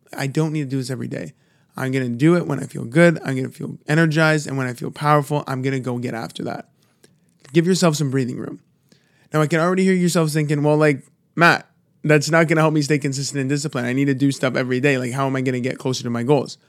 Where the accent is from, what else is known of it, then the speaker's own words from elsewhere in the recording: Toronto, Ontario, Canada; I'm from, I'm from Toronto